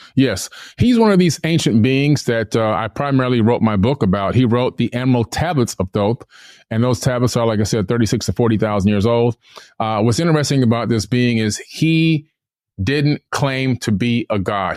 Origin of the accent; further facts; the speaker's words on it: Miami, Florida, United States; also born or lived in New York / Fort Lauderdale, Florida; I was born in New York, uh, nineteen seventy-one. Uh, we came down to Miami, Florida to live.